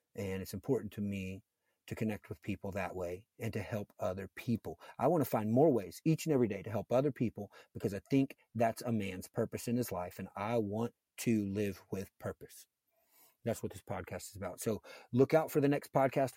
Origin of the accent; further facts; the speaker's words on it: a fairly large town near Cincinnati, Ohio, United States; I lived in a fairly large town near Cincinnati